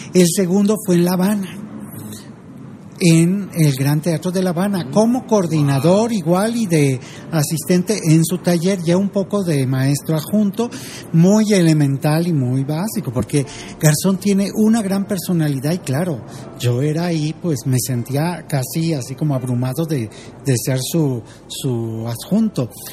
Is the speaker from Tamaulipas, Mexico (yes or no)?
no; Zacatlán, Puebla, Mexico; moved away as an adult; now in Mexico City, Mexico; soy de Zacatlán de las Manzanas